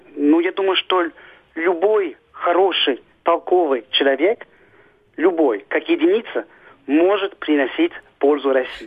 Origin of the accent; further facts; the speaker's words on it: Switzerland; moved away as an adult; now in Russia; Я родился в Швейцарии, вырос там